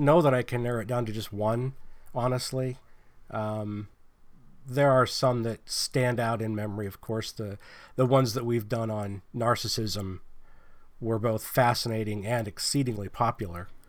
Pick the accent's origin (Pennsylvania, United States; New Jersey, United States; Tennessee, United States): Pennsylvania, United States; now in California, United States; I'm not from California. I live in California. But I'm from Pennsylvania